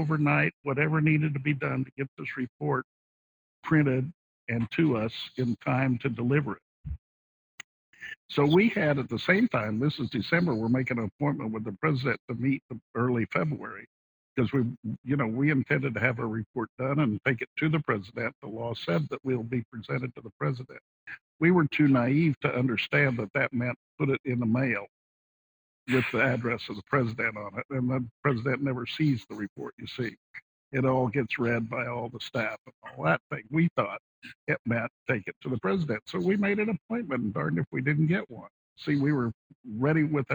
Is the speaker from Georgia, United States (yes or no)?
no; Texas, United States; I'm from Texas